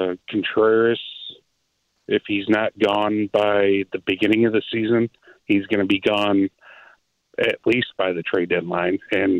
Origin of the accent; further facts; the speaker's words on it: Chicago, Illinois, United States; Anyways, I'm from the Chicago area. I moved down here.